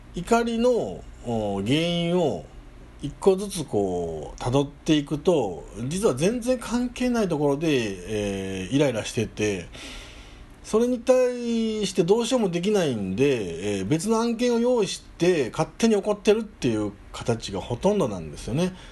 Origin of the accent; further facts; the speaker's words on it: home area of Ikaruga-dera temple, Hyogo, Japan; うちの田舎の目玉である、ね、聖徳太子がなんか来たみたいなことで言われてるイカルガデラ